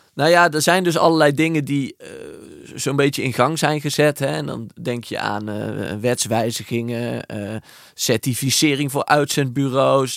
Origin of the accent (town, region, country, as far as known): Netherlands